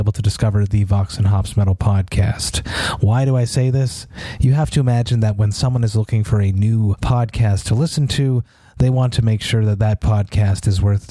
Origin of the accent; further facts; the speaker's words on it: Montreal, Quebec, Canada; I'm from Montreal